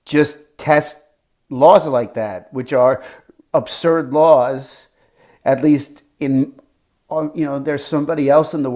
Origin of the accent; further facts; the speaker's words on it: United States; I'm American